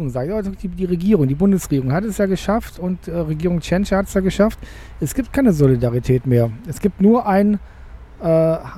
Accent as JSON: {"language": "German", "town": "Cologne", "region": "North Rhine-Westphalia", "country": "Germany", "said": "ich als Kölner sage"}